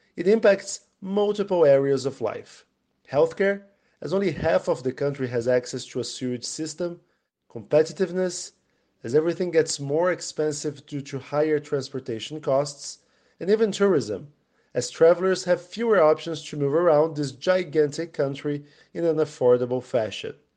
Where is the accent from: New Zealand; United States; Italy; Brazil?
Brazil; growing up in Brazil during the nineties